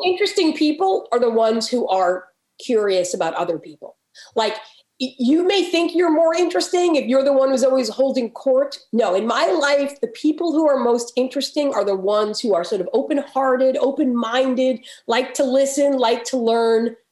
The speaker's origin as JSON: {"language": "English", "region": "New York", "country": "United States", "tie": "born or raised there", "moved": "yes", "lives_now": "Baltimore, United States", "said": "I grew up in New York actually"}